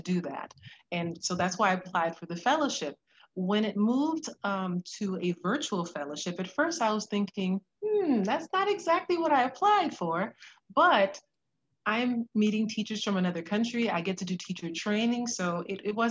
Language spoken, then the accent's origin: English; Florida, United States; moved away as an adult; now in Dallas, United States; I was raised in Florida by parents from the island of Haiti.